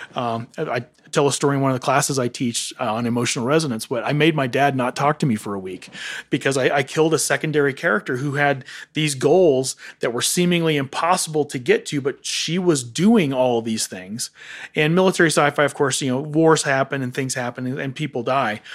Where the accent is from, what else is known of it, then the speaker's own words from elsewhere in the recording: Johnson City, Tennessee, United States; moved away; I was born and raised in Johnson City, Tennessee